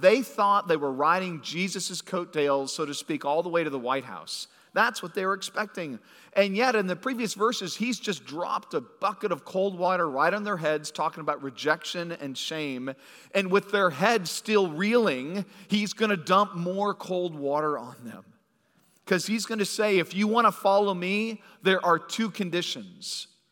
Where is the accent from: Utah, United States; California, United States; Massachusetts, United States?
California, United States; moved away; I grew up in California